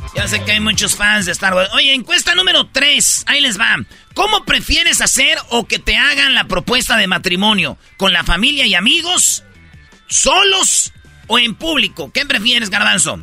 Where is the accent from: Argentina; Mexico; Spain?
Mexico; Michoacán; somos de Michoacán